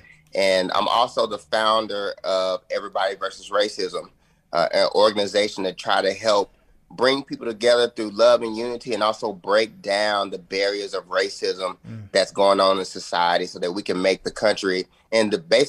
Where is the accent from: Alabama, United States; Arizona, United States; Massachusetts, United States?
Alabama, United States; Huntsville; moved away as an adult; now in Nashville, United States; I grew up in Huntsville, Alabama.